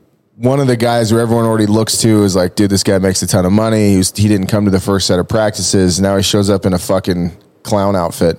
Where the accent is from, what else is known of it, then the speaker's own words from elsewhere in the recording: Mound House, Nevada, United States; I grew up with in Mound House, Nevada. And if you've never been to Mound House, Nevada, it's car parts and brothels.